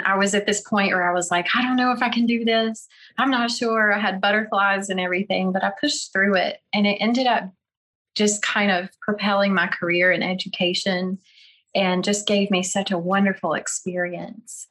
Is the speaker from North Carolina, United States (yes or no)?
yes; North Carolina, United States; accent: Southern; moved away as an adult; now in Oklahoma, United States; I'm from North Carolina